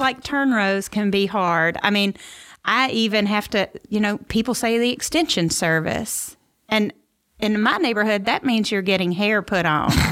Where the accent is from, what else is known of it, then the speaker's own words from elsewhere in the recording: Memphis, Tennessee, United States; moved away as an adult; also born or lived in New York / Mississippi Delta; now in St. Louis, United States; I'm from Memphis originally